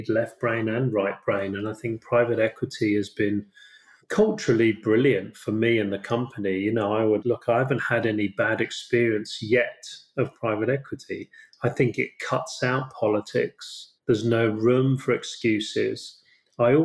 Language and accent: English; United Kingdom; I'm British